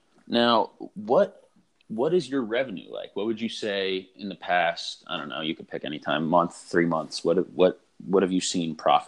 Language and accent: English; Downingtown, Pennsylvania, United States; And we're from Downingtown, PA